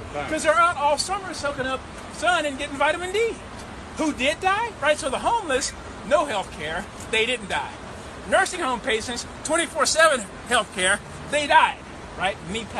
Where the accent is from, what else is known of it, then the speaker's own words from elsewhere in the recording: Amarillo, Texas, United States; Amarillo, Texas.